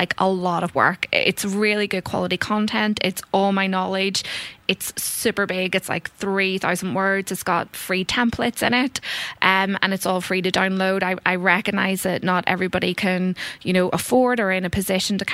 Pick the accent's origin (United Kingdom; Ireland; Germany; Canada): Ireland; moved away as an adult; growing up in Ireland